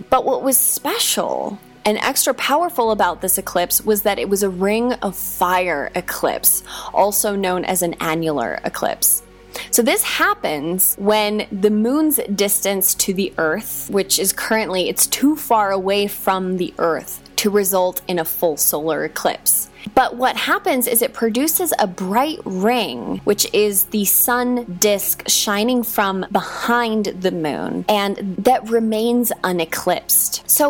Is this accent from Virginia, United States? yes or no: no; Hawaii, United States; Like, I grew up in Hawaii, so I know that deeply.